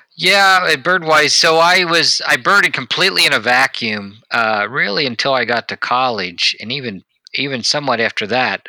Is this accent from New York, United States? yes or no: no; Cincinnati, Ohio, United States; I grew up around Cincinnati